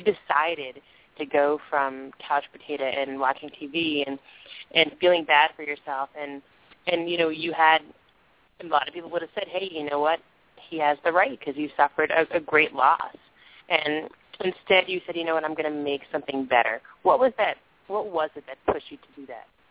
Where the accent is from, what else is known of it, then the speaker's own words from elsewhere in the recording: New York, United States; raised in New York, so right from my hometown.